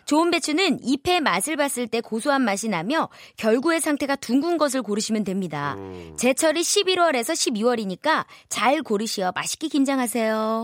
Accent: Wonju, Gangwon, South Korea; 전 강원도 원주요

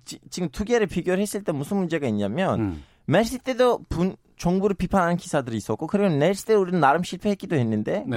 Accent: Turkey; now in South Korea; 저는 태어나는 거는 터키지만 지금 마음하고 정신 한국에 있어요

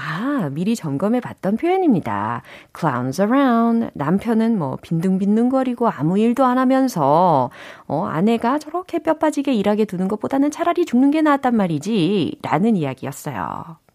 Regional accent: South Korea

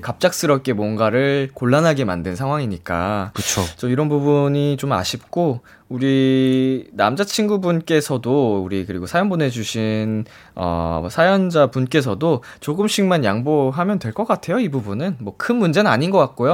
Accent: Seoul, South Korea; 저도 이제 평생 서울에서 나고 자라서

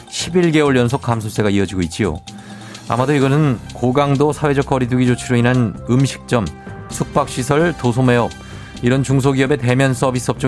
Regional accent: Busan, South Korea; 저 부산 유랑여중 출신이에요.

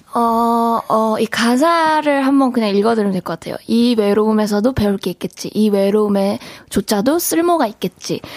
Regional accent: Gyeongsang, South Korea; accent: Gyeongsang dialect; 저도 사투리가 나와요

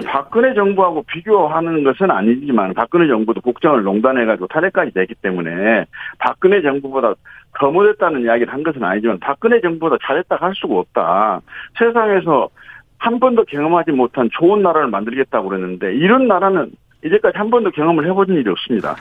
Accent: Honam, South Korea

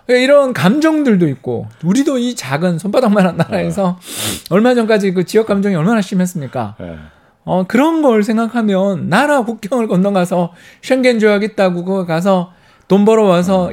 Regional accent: South Korea; now in Seoul, South Korea; 지리산 근처에 있는 산골에 제가 출신이에요.

